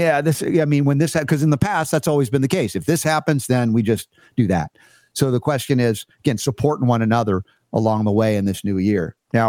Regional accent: Georgia, United States; I learned this from growing up in the Deep South in Georgia

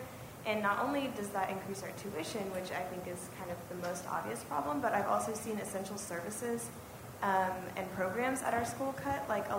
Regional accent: Texas, United States; moved away as an adult; now in Oklahoma, United States; I'm from Texas. I'm a student at the University of Oklahoma

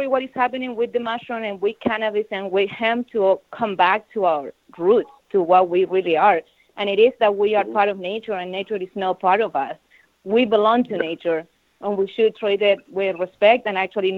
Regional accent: Chile; now in United States; I am originally from Chile

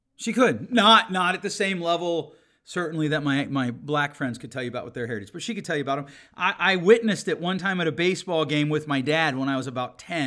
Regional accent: United States; I was born in America

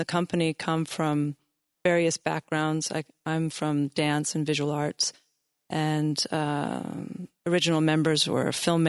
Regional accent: Sunriver, Oregon, United States; also born or lived in Seattle / Lummi Indian Reservation; But I'm originally from Seattle, actually grew up on the Lummi Indian Reservation and was raised in Sun River, Oregon

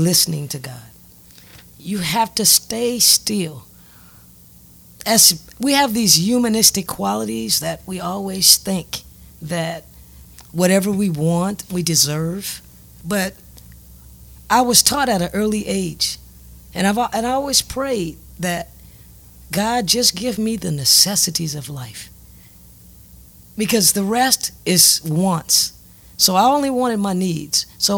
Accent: Lafayette, United States; I am from Lafayette. I am the youngest child

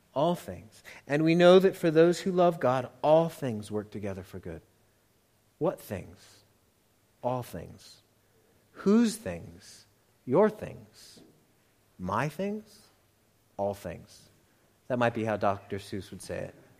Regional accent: United States; accent: American; I am hopelessly American

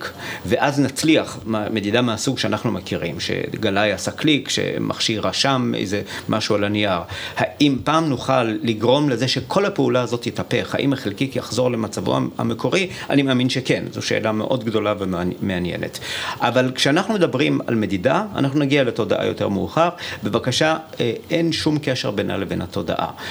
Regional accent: Iran; now in Israel; נולדתי באיראן

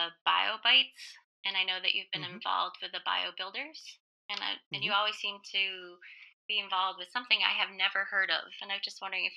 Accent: Martha's Vineyard, Massachusetts, United States; moved away; growing up on Martha's Vineyard, I definitely love the beach and try to get back there when I can.

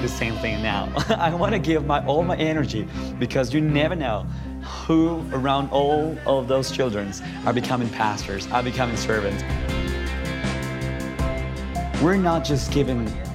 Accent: Ambato, Tungurahua, Ecuador; When I was 10 years old, I received an Operation Christmas Child shoebox in my hometown, Ambato, Ecuador

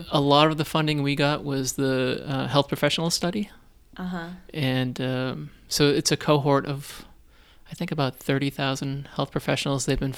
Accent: Weymouth, Massachusetts, United States; moved away as an adult; also born or lived in Boston; now in Buffalo, United States; I grew up um, on the South Shore of Boston. Oh, okay. So, um, yeah, from a little working class town called Weymouth.

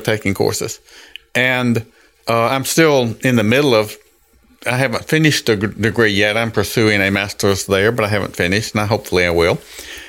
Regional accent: Jackson, Mississippi, United States; I was born in Jackson, Mississippi, grew up. Raised in the Catholic Church

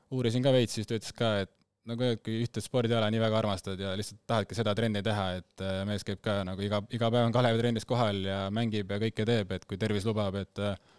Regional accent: Rapla, Rapla County, Estonia; ma kasvasin Raplas üles

